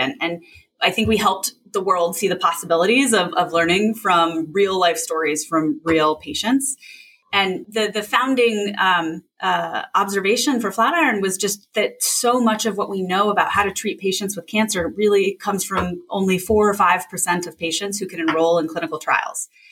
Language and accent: English; a town an hour south of San Francisco, West Coast, California, United States; I grew up on the West Coast uh, in in a town uh, an hour south of San Francisco